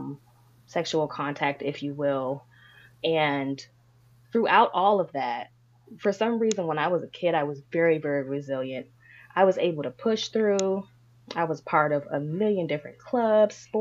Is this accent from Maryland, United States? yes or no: yes; Prince George's County, Maryland, United States; also born or lived in Washington, District of Columbia, United States; I'm a native Marylander. I was born in DC, but I was raised in Maryland. I've lived with my father, my mother, and my brother right here in Prince George's County